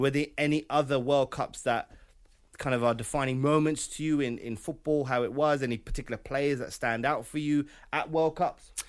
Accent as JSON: {"language": "English", "country": "United Kingdom", "said": "we are British"}